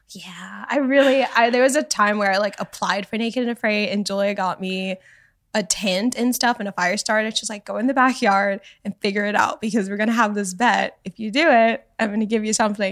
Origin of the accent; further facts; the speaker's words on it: Canada; moved away; also born or lived in Miami, Florida, United States; I grew up in Canada, but in Miami, too.